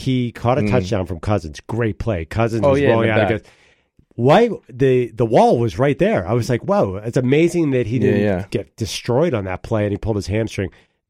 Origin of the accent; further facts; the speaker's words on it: Philadelphia, Pennsylvania, United States; I'm from Philly